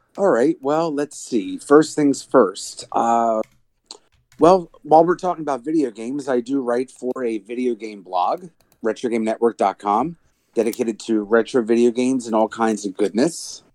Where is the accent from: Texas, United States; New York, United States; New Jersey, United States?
New Jersey, United States